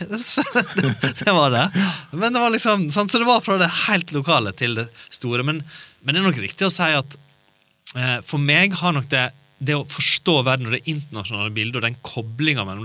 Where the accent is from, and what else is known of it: Naustdal, Vestland, Norway; born or raised there; moved away; also born or lived in Kristiansand